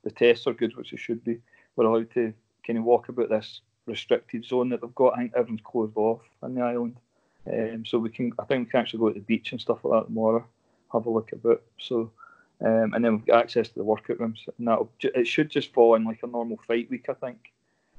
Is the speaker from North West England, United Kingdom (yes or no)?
no; Scotland, United Kingdom; Scotland's we're a wee bit behind England with that stuff now.